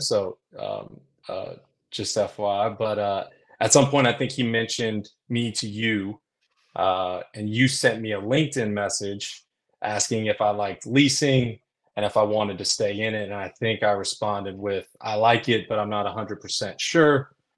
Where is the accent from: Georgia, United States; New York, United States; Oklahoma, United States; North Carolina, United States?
North Carolina, United States; Concord; I grew up in Concord, North Carolina